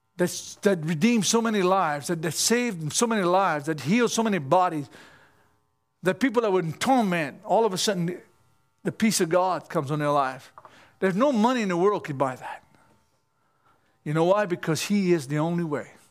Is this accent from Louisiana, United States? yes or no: yes; Cajun, Louisiana, United States; I'm only Cajun